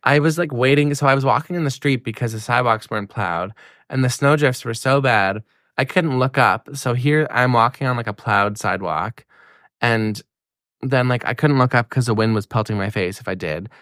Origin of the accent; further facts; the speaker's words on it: Miramichi, New Brunswick, Canada; moved away as an adult; now in Halifax, Canada; my hometown, like, Sarah and I's hometown, Miramichi